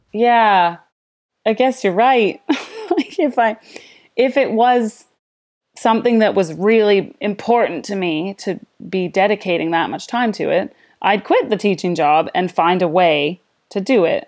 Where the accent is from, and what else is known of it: Canada; moved away as an adult; also born or lived in London, United Kingdom / Nanaimo, Canada